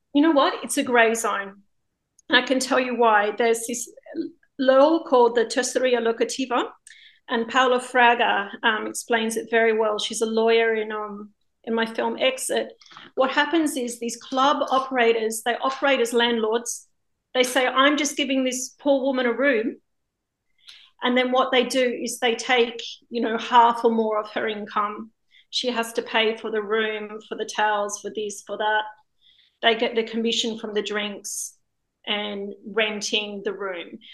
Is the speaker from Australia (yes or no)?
yes; Australia; now in Spain; I'm a filmmaker living in Spain. Um, I'm from Australia originally